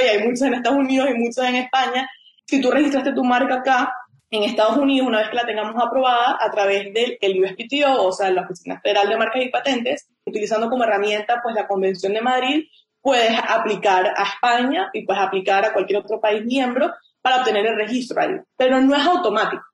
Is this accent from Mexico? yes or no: no; Venezuela; moved away as an adult; also born or lived in Chicago, United States; now in United States; Yo soy un abogado venezolano este, me gradué de la Universidad Católica Andrés Bello